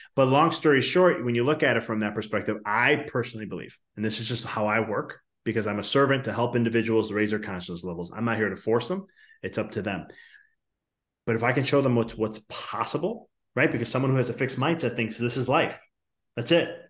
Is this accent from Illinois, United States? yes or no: yes; Chicago, Illinois, United States; I'm from Chicago too